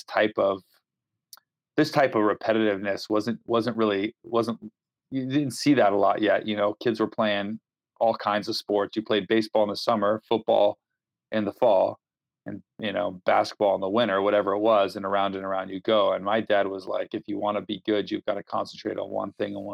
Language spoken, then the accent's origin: English; Walnut Creek, California, United States; also born or lived in Philadelphia; I'm from the San Francisco Bay Area, a little town called Walnut Creek, about 35, 40 minutes outside of San Francisco